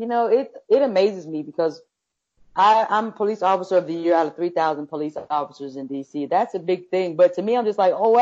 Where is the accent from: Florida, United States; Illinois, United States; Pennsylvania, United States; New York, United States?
Florida, United States; Fort Myers; moved away as an adult; now in Washington, D.C., United States; I grew up in Fort Myers